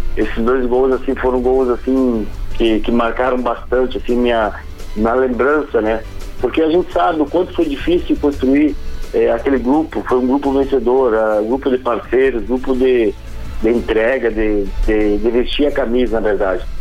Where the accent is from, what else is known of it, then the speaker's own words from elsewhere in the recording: Rondinha, Rio Grande do Sul, Brazil; also born or lived in Pelotas; now in Passo Fundo, Brazil; fico perto da minha cidade natal, que é Rondinha